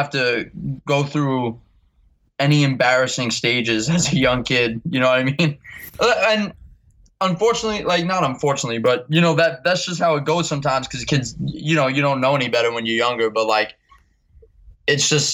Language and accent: English; New York City, New York, United States; I'm from Staten Island, but I basically grew up going to all the shows in New York City and Brooklyn